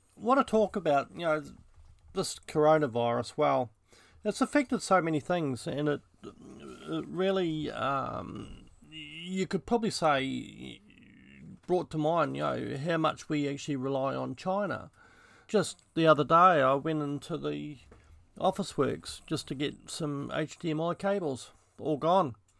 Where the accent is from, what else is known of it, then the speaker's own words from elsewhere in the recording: New Zealand; I grew up in New Zealand